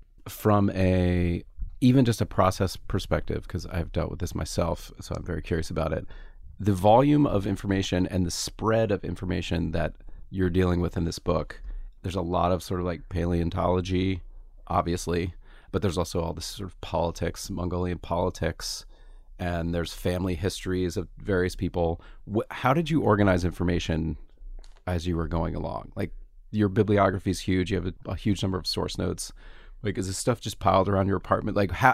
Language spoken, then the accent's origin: English; Gainesville, United States; born there; I was born in Gainesville.